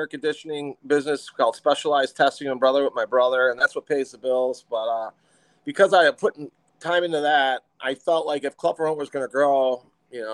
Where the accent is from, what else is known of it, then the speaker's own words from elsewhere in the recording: McHenry, Illinois, United States; I grew up in McHenry, Illinois